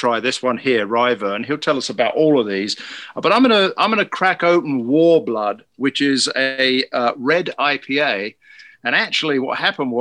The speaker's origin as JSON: {"language": "English", "country": "United Kingdom", "moved": "yes", "said": "I'm the Brit"}